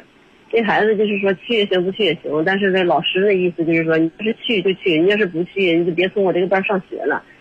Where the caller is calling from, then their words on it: Baoding, Hebei, China; 不是，我是保定这边。